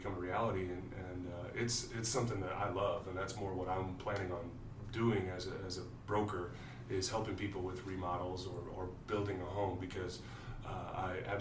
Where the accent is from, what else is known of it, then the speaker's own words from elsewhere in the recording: California, United States; also born or lived in Kansas / Sacramento; now in Indianapolis, United States; I'm from California, but I consider Kansas home.